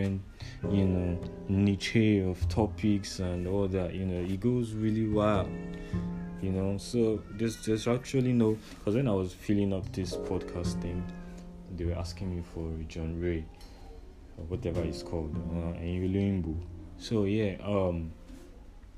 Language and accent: English; Nigeria; growing up a Nigerian